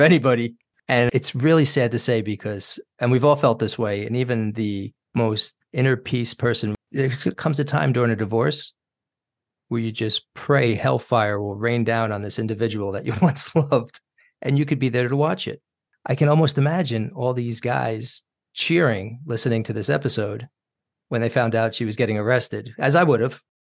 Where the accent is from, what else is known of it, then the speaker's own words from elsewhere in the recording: Yorktown, New York, United States; also born or lived in Brooklyn; moving us out of Brooklyn when they did, I mean, growing up in Yorktown was a blessing